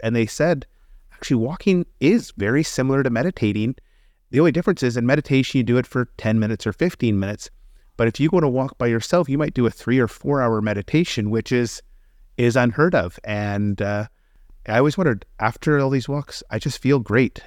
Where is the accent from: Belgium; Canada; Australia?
Canada; also born or lived in England; me as a Canadian